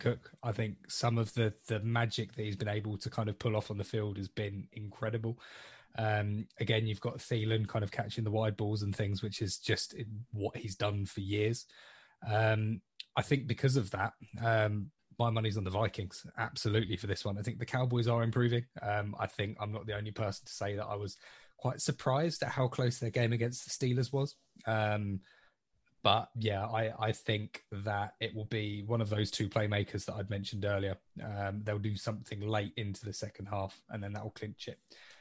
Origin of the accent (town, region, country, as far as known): England, United Kingdom